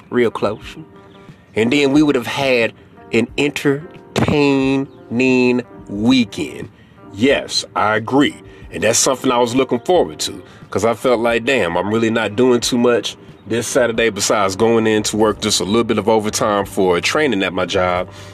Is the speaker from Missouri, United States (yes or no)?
yes; St. Louis, Missouri, United States; I'm from St. Louis. So St. Louis didn't have a basketball team